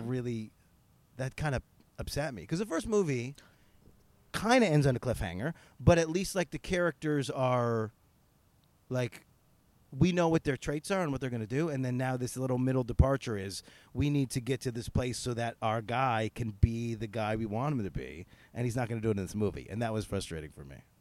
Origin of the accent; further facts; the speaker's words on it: Northeastern, United States; accent: Northeastern; my terrible Northeastern accent